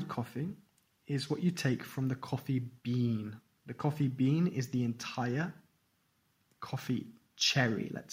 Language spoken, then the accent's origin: English; England, United Kingdom; I'm English and we are brought up drinking tea